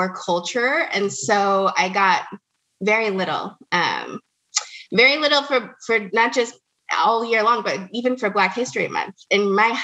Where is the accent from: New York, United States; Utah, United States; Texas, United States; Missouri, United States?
Utah, United States; Salt Lake City; I actually grew up in Salt Lake City, Utah.